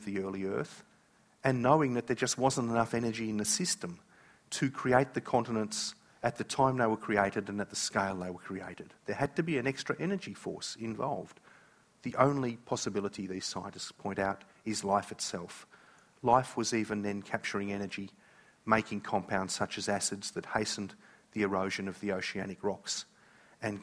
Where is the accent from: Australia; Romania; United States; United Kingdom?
Australia; I am an Aussie